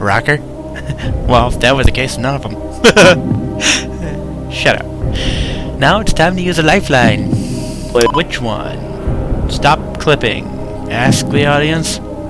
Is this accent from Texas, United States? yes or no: no; Minnesota, United States; My home state. My home state.